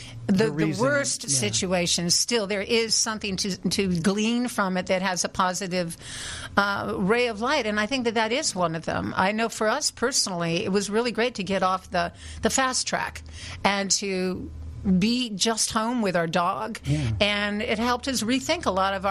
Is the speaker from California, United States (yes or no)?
yes; Yucaipa, California, United States; I grew up in a little town in Southern California called Yucaipa on an apple ranch